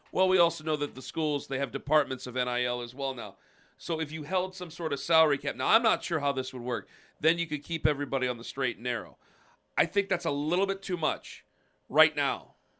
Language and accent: English; Stark County, Ohio, United States; I'm from Stark County.